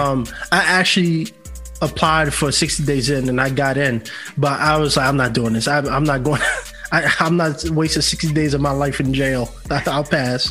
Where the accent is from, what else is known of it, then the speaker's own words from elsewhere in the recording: New York City, New York, United States; moved away as an adult; now in Los Angeles, United States; born and raised in New York City. Yeah, all my life. I only been in LA for two years now